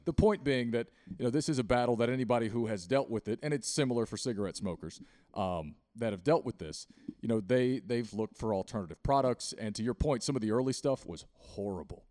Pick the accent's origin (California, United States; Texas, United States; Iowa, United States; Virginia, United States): Virginia, United States; Southwest; now in Charlotte, United States; I grew up in the mountains in South West Virginia